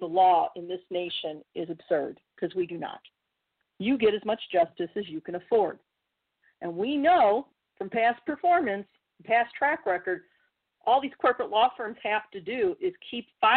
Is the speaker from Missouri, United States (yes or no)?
yes; Missouri, United States; my home state of Missouri